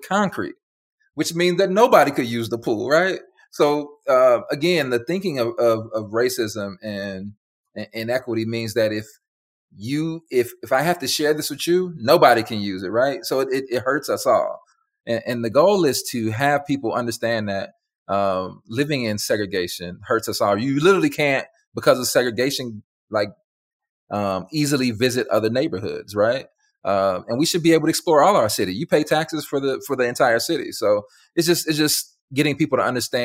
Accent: Chicago, Illinois, United States; now in Dallas, United States; I'm from Chicago, one of the most segregated cities in America.

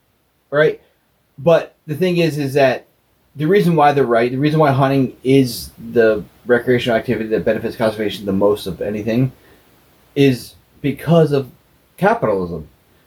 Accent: Philadelphia, Pennsylvania, United States; I grew up in Philadelphia, very urban life.

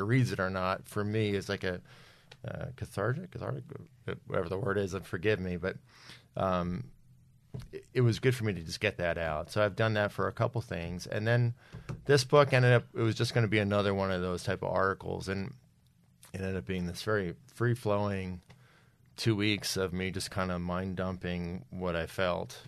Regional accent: New Jersey, United States; also born or lived in Philadelphia; I was born in Philadelphia, uh, early seventies, grew up in New Jersey

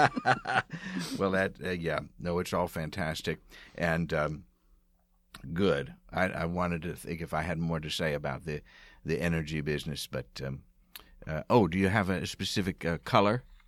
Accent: outside of Philadelphia, Pennsylvania, United States; moved away; also born or lived in Bryn Mawr / Providence, Rhode Island; I grew up outside of Philadelphia

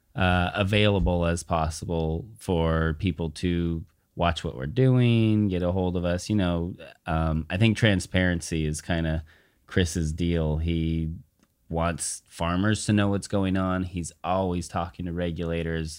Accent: Southern California, United States; also born or lived in Humboldt State (Arcata, California); now in Southern Oregon, United States; I grew up in Southern California.

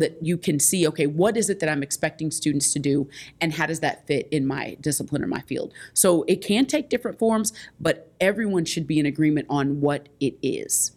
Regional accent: Indianapolis, Indiana, United States; I'm from Indianapolis, Indiana

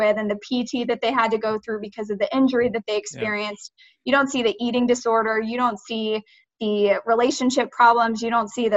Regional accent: Gwinnett County, Georgia, United States; also born or lived in Snellville, Georgia / Lawrenceville, Georgia; I grew up in Gwinnett. So I started in Snellville, fourth grade, moved to Lawrenceville

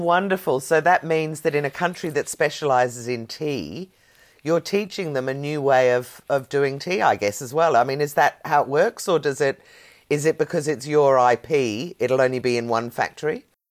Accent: Ireland; now in Australia; I'm Irish. I love that. I was born, bred, and married there.

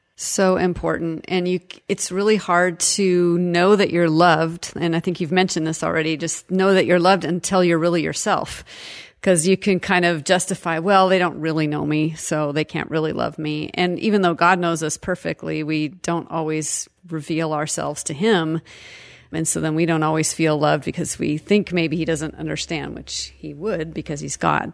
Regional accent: Seattle, Washington, United States; I grew up in Seattle

